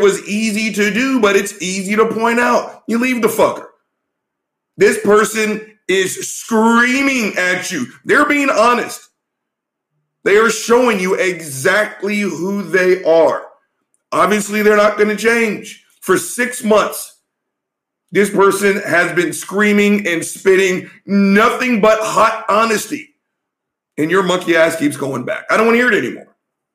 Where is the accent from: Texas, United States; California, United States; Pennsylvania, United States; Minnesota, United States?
Texas, United States; we're Texans. We're from the South